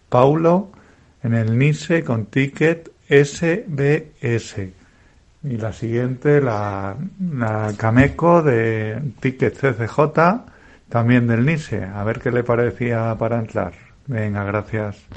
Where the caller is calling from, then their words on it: Madrid, Community of Madrid, Spain; de Madrid y tenía en el radar un par de valores.